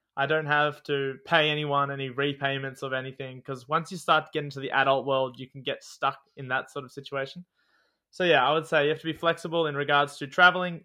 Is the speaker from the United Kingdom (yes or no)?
no; Australia; also born or lived in Newcastle, New South Wales; I am an Australian.